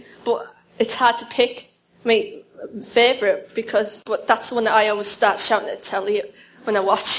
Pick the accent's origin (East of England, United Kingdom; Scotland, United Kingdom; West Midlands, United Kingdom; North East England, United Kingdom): North East England, United Kingdom; Stockton-on-Tees; Northeast England. Yes, a little place called Stockton-on-Tees, where the railways were made.